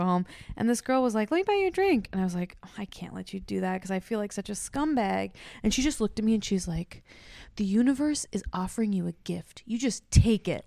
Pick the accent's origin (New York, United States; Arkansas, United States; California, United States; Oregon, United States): Oregon, United States; Corvallis; I grew up in Oregon, in a town without a mall